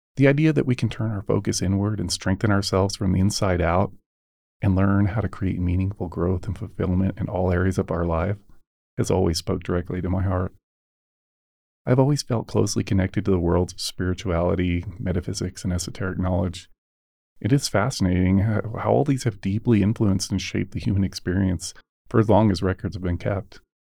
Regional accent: United States; born and raised in the United States

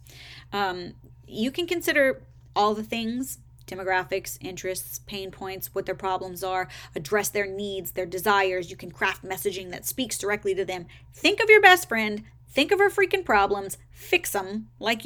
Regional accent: the South, United States; I'm from the South

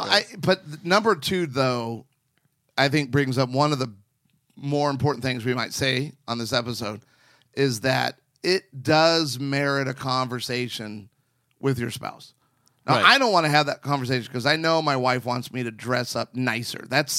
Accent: Arizona, United States; I grew up on the West Coast, in the West. So I was in Arizona for 10 years of my life.

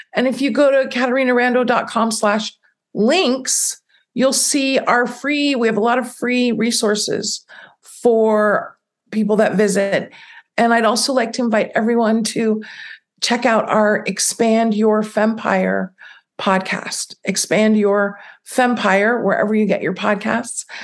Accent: United States; also born or lived in Italy; I'm an American. I'm not born somewhere else

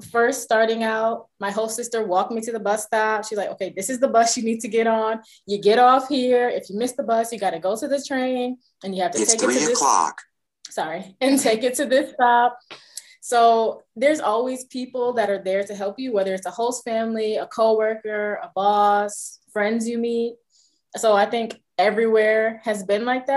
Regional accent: United States; as an American

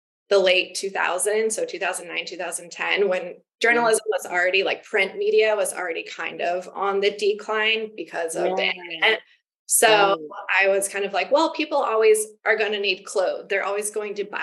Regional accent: Des Moines, Iowa, United States; I am from Des Moines, Iowa. So mm-hmm. I grew up, I was born and raised there

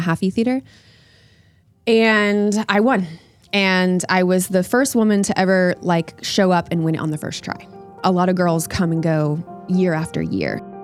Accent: Oviedo, Florida, United States; in my hometown in Oviedo

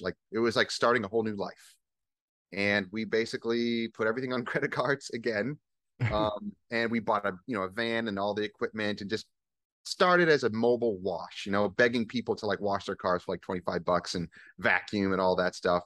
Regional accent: Northeast, United States; moved away as an adult; also born or lived in New York / Vermont; now in Virginia, United States; I'm from the Northeast, uh, originally.

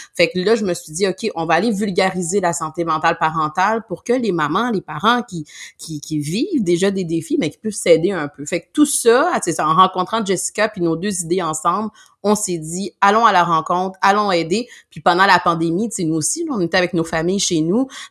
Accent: Montreal, Quebec, Canada; nous on vient exemple de Montréal, la région de Montréal

